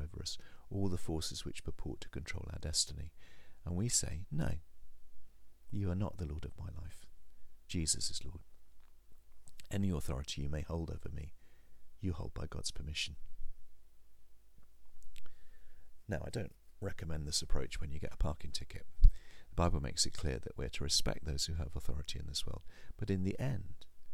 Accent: England, United Kingdom; also born or lived in Okehampton; because we're English

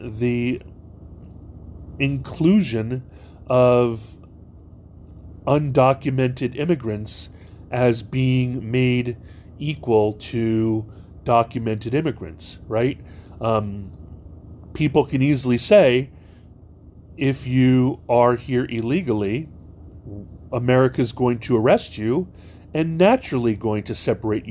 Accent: Hawaii, United States; I grew up in Hawaii

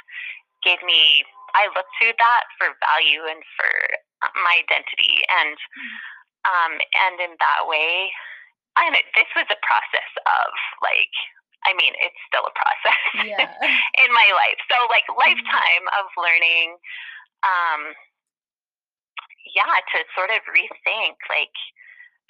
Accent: Manitoba, Canada; now in Saskatchewan, Canada; I grew up in Manitoba

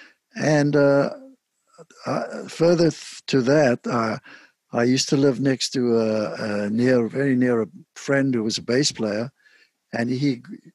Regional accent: Cape Town, Western Cape, South Africa; moved away as an adult; also born or lived in London / New York; I was born in Cape Town, South Africa. I grew up there and left Cape Town at the age of 23 and went to London

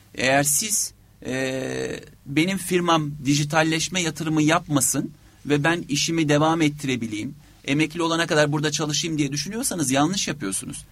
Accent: Turkey; biz Türkler olarak

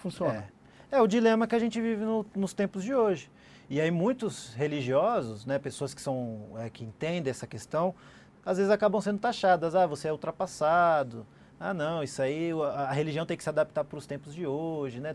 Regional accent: Brazil; eu sou brasileiro, sou muçulmano, Sim. mas sou brasileiro

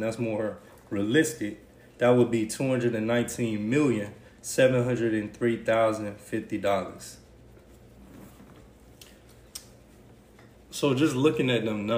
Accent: Ridgeway, South Carolina, United States; Winnsboro is a couple minutes from where I grew up at in Ridgeway.

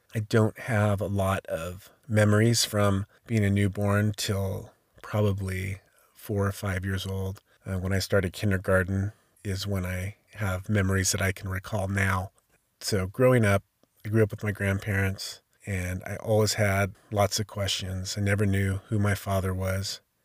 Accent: Sacramento, California, United States; I was born in 1971 in Sacramento, California

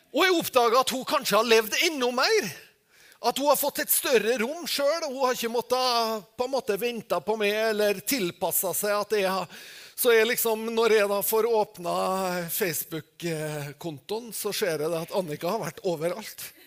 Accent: Norway

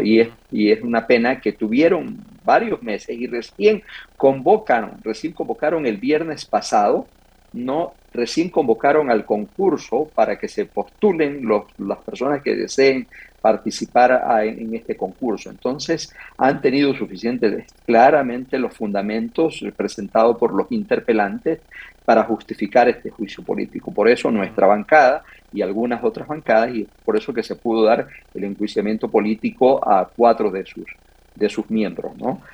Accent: Manabí, Ecuador

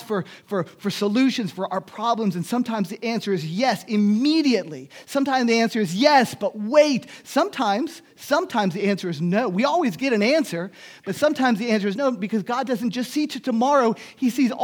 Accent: Miami, Florida, United States; moved away; also born or lived in Germany; In Miami, I grew up in Miami

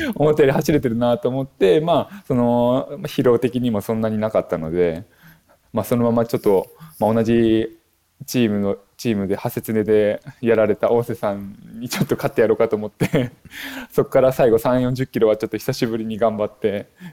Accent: Akita, Japan; also born or lived in Myoko, Niigata / Tokyo; now in Kijimadaira, Japan; 私がもともと秋田県出身なんですけれども

